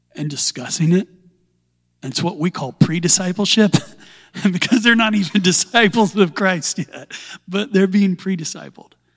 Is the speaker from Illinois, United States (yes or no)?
yes; Southern Illinois, United States; moved away as an adult; also born or lived in Forgotten Islands; I was born and raised in industry in Little Assembly of God Church there.